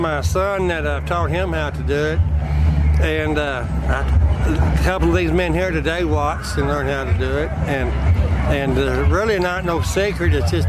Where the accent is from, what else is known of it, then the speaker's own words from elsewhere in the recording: Monahans, Texas, United States; From Monahan, Texas.